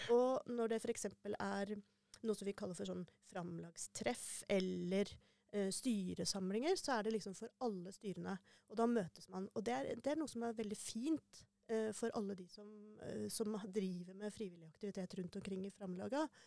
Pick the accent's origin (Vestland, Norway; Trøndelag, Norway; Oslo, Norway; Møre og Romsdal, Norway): Trøndelag, Norway; Ørland; also born or lived in Harstad; Jeg er fra Harstad, egentlig. Mm. Eh, men eh, oppvokst på Ørlandet.